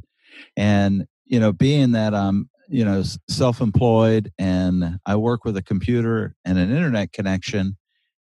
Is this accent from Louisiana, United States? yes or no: yes; South Louisiana, United States; moved away as an adult; now in Oregon, United States; I'm from South Louisiana, so it's very flat, it's wet, it's hot, it's humid